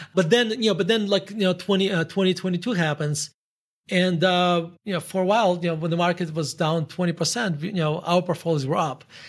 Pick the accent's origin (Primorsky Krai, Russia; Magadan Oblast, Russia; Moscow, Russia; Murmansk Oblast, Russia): Murmansk Oblast, Russia; Murmansk; English is a second language; moved away as an adult; now in United States; So I grew up in, um, in Murmansk, Russia.